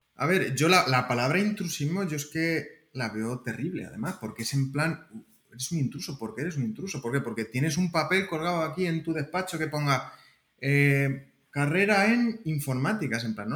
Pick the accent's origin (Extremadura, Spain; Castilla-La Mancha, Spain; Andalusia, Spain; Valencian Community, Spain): Castilla-La Mancha, Spain; Alcázar de San Juan; moved away as an adult; also born or lived in Albacete, Spain; now in Santa Clara, United States; yo vengo de, Castilla-La Mancha, soy de Alcázar de San Juan